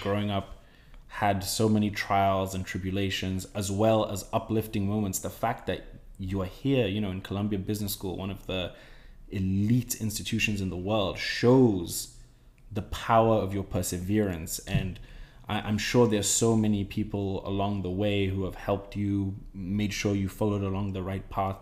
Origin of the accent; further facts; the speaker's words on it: Ghana; growing up in Ghana